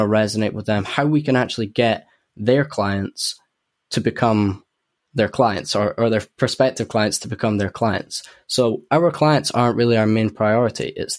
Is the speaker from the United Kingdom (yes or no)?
yes; Edinburgh, Scotland, United Kingdom; accent: Edinburgh; a lot of people from Edinburgh would probably say my Edinburgh accent's fading out as well.